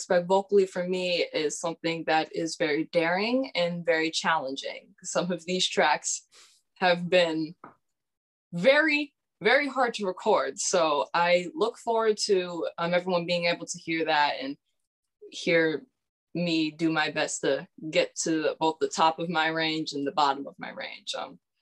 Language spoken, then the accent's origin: English; Massachusetts, United States; I am 17 years old and I'm from Massachusetts.